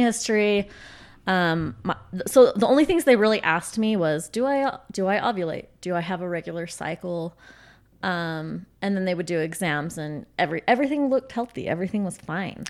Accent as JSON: {"language": "English", "region": "Utah", "country": "United States", "tie": "born or raised there", "said": "I grew up in Utah. Um, have never lived out of state"}